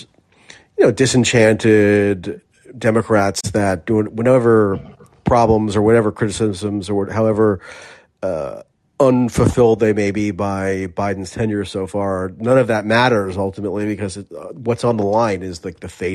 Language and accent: English; United States; as an American